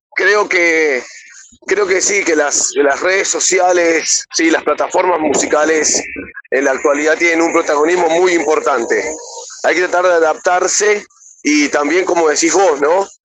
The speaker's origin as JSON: {"language": "Spanish", "region": "Buenos Aires", "country": "Argentina", "said": "soy de Buenos Aires, Argentina"}